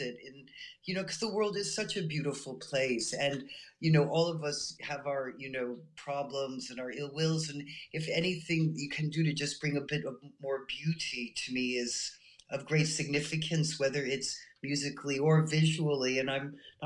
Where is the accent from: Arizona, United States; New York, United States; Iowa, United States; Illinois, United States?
New York, United States; New York City; moved away as an adult; also born or lived in London, United Kingdom; now in United Kingdom; I grew up in Manhattan in the '60s and '70s.